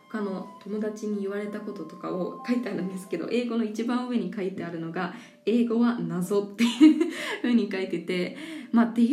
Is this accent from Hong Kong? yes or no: no; New Zealand; also born or lived in Japan; 日本で生まれてその後すごく幼少期の頃はいろいろな国に連れて行ってもらっていたのでそんな中でニュージーランド出身なんですね